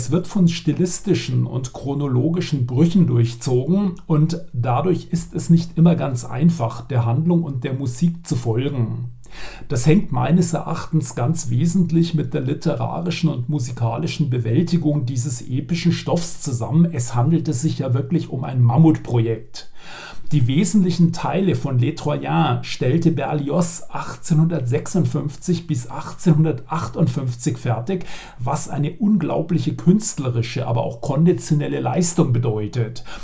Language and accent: German; Regensburg, Bavaria, Germany; Ich darf hier mal als Regensburger etwas Lokalpatriotismus einbringen.